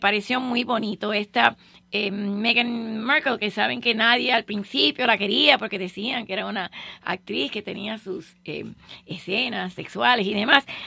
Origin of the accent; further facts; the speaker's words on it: Cuba; yo estoy emocionada como cubana